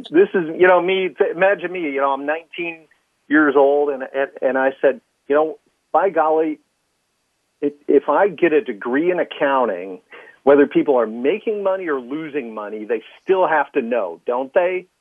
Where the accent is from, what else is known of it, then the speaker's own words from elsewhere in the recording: Midwest, United States; also born or lived in Chicago; being a Midwesterner